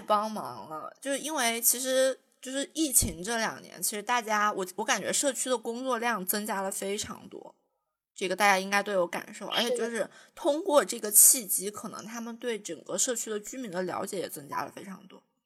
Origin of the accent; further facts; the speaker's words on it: Jiangxi, China; 我是江西人